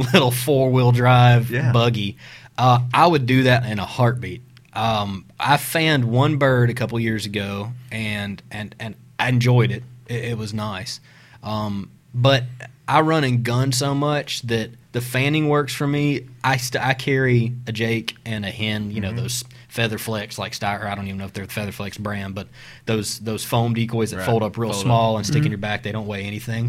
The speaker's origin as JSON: {"language": "English", "region": "South Mississippi", "country": "United States", "moved": "yes", "lives_now": "Tennessee, United States", "said": "we're from South Mississippi originally, mm-hmm. so we used to hunt deer hunt river swamps"}